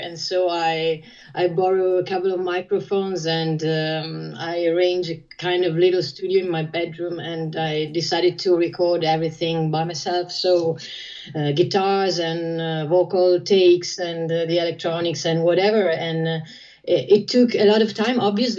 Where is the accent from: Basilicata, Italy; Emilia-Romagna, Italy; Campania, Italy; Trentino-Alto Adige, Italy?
Emilia-Romagna, Italy; Ferrara; I'm talking to you from Ferrara, my hometown.